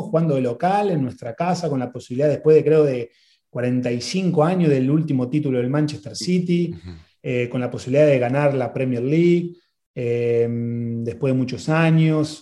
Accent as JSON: {"language": "Spanish", "country": "Argentina", "also_born_or_lived": "England", "moved": "as an adult", "said": "vengo de Argentina"}